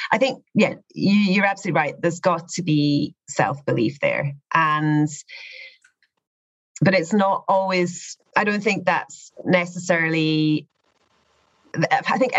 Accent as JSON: {"language": "English", "region": "Scotland", "country": "United Kingdom", "also_born_or_lived": "Dubai", "moved": "as an adult", "said": "I'm from Scotland"}